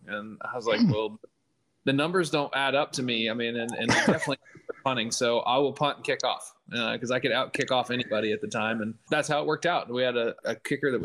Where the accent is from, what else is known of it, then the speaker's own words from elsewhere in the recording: Kansas, United States; now in Florida, United States; I grew up in Kansas